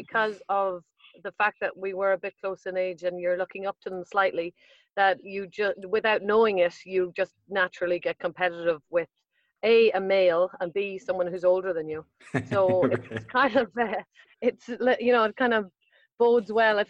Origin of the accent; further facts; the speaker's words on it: Sligo, Connacht, Ireland; also born or lived in Dublin, Ireland; I was born in Dublin, then my dad's job moved us to the west coast of Ireland